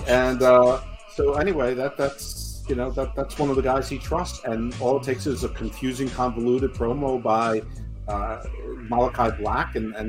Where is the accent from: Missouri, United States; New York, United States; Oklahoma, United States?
New York, United States; moved away; I'm from New York.